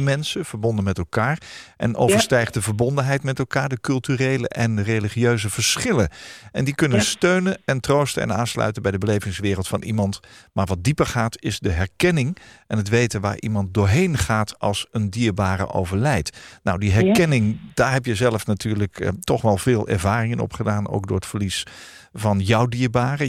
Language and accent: Dutch; Netherlands; Wij zijn als Nederlanders